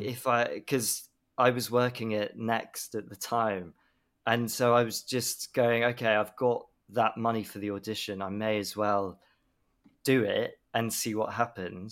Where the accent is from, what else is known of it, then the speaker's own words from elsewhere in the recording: Swindon, South West England, United Kingdom; I grew up in Swindon